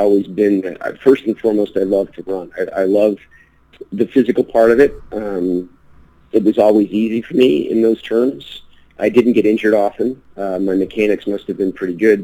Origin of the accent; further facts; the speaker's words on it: Colorado, United States; also born or lived in Washington, D.C.; my dad originally was a lawyer in D.C. for the federal government, retired, and then moved to Colorado when I was 10